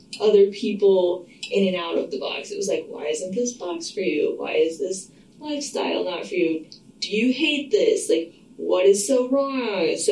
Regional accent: Oklahoma, United States; moved away as an adult; also born or lived in Denver, Colorado / Texas; now in Portland, United States; And then I lived in Texas from like 1 to 3rd grade, and then I moved to Oklahoma, grew up the rest of the way there.

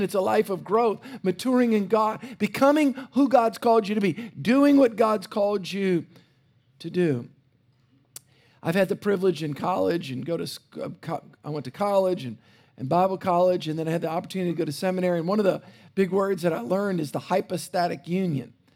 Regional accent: South Louisiana, United States; I grew up in South Louisiana

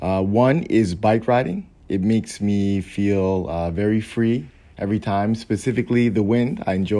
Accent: New York, United States; I'm from New York

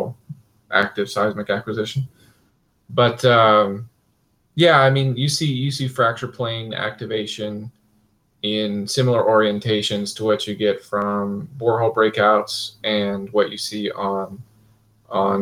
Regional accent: Kansas, United States; I grew up in Kansas

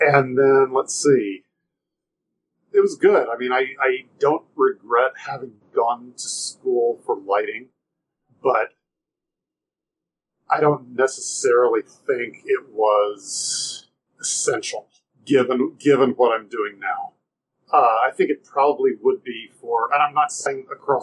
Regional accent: Nashville, Tennessee, United States; I grew up in Nashville

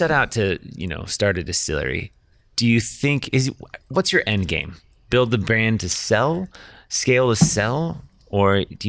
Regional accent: Santa Rosa, California, United States; I'm from California in Santa Rosa, Sonoma County.

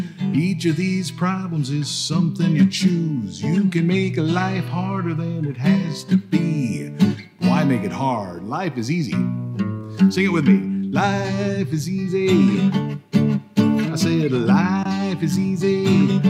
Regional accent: Pennsylvania, United States; But I grew up in Bradford County in PA. We're from counties, not towns.

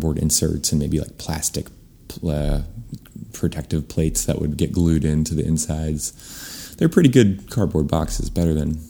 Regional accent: East Coast, United States; Which I got the job because I was from the East Coast and he figured I had a work ethic.

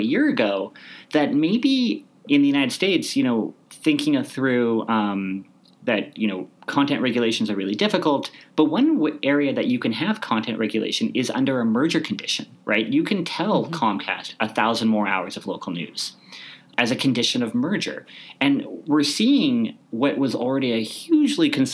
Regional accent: Canada; I'm Canadian. This is what we do. We're optimistic. As a people, we are optimistic.

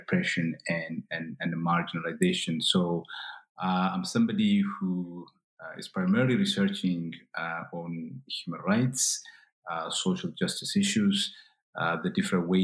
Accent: Ethiopia; now in United Kingdom; I am an Oromo by ethnicity. I am from Ethiopia, currently teaching in the UK.

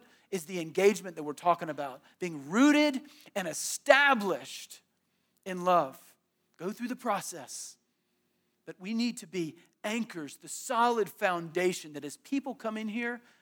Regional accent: Tallahassee, Florida, United States; I grew up in Tallahassee

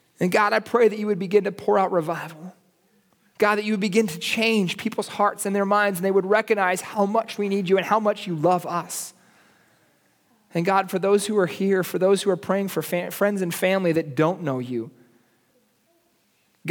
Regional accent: United States; now in Santa Cruz, Bolivia; I'm an American, I'm from here, but this is where my kids have grown up.

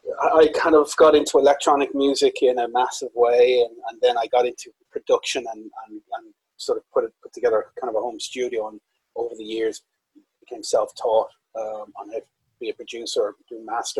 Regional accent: County Wicklow, Ireland; I'm Irish, I'm in Ireland as we speak

